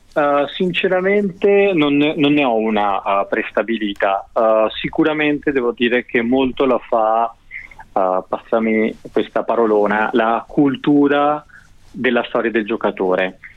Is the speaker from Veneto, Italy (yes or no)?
yes; Veneto, Italy; essendo io veneto